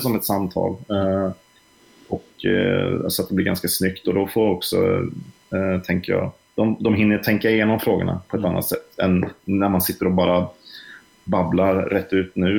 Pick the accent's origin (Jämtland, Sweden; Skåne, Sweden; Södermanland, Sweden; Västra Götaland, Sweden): Västra Götaland, Sweden; Trollhättan; jag kom ju från Trollhättan som ligger nära Vänersborg